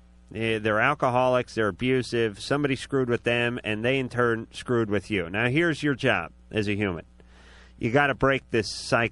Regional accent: Los Angeles, California, United States; my hometown, my beloved North Hollywood

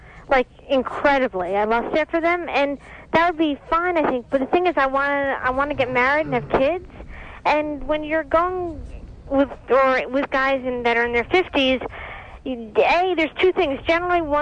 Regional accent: New York, United States; now in Los Angeles, United States; I'm in Los Angeles, but I'm from New York

